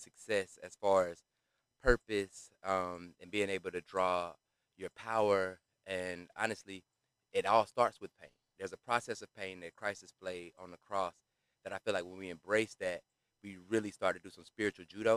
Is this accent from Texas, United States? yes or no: no; College Park, Georgia, United States; We're in Georgia, in Atlanta. I'm from College Park